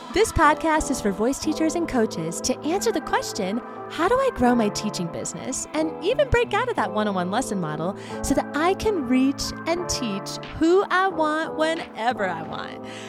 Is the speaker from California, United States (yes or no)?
yes; California, United States; moved away as an adult; now in Colorado, United States; I grew up in California, so there's not a real fall in California.